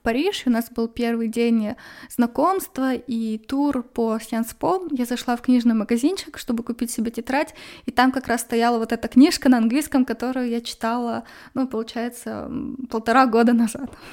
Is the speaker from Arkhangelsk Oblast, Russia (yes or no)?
yes; Arkhangelsk, Arkhangelsk Oblast, Russia; в Архангельске, откуда я родом